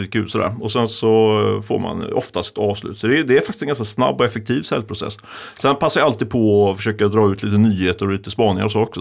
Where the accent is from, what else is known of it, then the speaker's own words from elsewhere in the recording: Ljungskile, Västra Götaland, Sweden; moved away; Där jag kommer från, Ljungskile